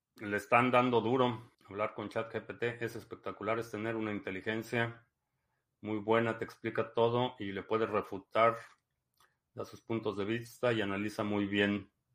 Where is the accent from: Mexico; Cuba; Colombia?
Mexico; moved away as an adult; also born or lived in Spain / Texas